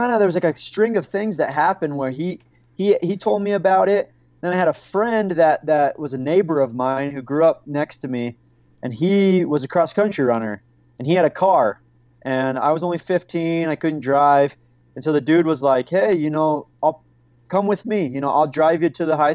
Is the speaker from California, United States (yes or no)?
no; St. George, Utah, United States; I grew up in St. George, Utah